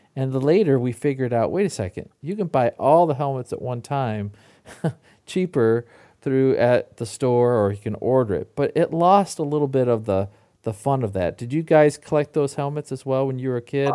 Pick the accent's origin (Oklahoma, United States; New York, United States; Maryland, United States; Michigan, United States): Michigan, United States; I grew up in Michigan